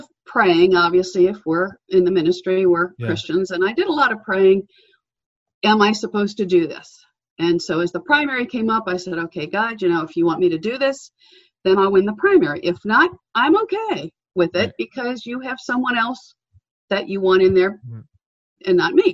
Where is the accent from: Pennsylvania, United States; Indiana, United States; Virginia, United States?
Pennsylvania, United States; Pittsburgh; also born or lived in Ohio; I grew up in the Pittsburgh area